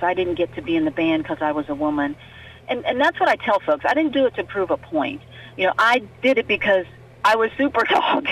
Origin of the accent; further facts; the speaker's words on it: Fairview, West Virginia, United States; I'm from North Central West Virginia. I'm from Fairview outside Fairmont